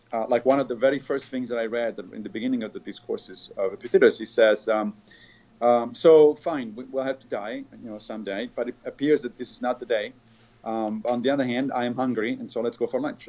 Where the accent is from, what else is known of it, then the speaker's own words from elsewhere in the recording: Rome, Lazio, Italy; when I was a kid, I grew up in the Catholic in Rome, and I grew up in the Catholic Church